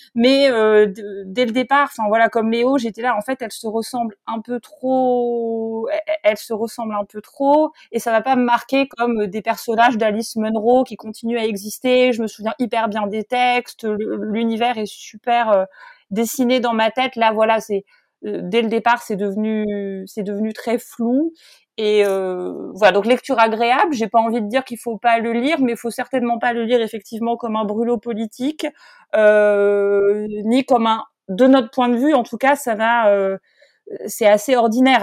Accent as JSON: {"language": "French", "country": "France", "said": "je suis française"}